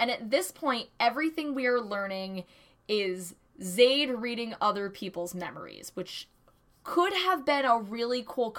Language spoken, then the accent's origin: English; Hudson Valley, upstate New York, United States; I'm from New York, and that's wrong. I'm from upstate New York. I'm from the motherfucking apple region, Hudson Valley.